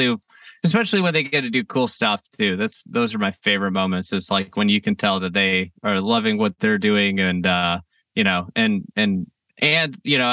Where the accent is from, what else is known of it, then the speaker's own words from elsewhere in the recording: Midwest, United States; moved away as an adult; also born or lived in Chicago; we're both from the Midwest